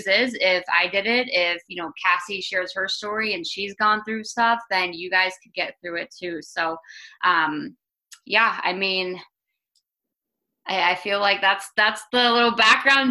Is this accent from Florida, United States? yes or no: yes; Tampa, Florida, United States; I'm from Tampa, Florida